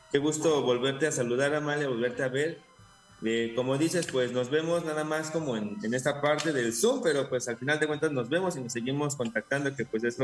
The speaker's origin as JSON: {"language": "Spanish", "country": "Mexico", "said": "nuestra formación mexica tolteca, que pues es como una parte muy importante de nuestra, de nuestra nación como mexicanos."}